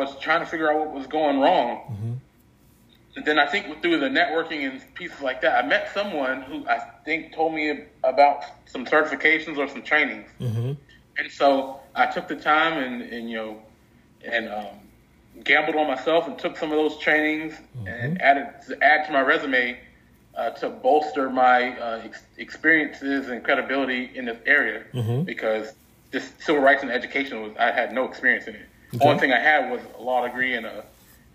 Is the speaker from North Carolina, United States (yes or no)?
yes; North Carolina, United States; moved away; also born or lived in North Dakota; go back home to North Carolina and help my hometown school district